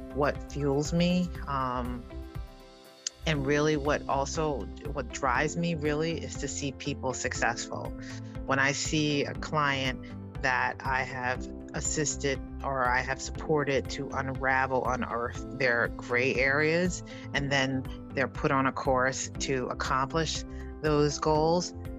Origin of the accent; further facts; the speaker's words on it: New York City, New York, United States; growing up in the South Bronx in Harlem